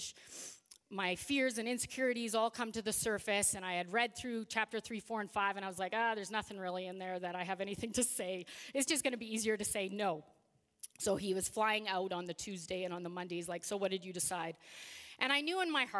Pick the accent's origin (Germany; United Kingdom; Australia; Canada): Canada; Regina, Saskatchewan; now in Saskatoon, Canada; I grew up in Regina. So I lived there for 30 years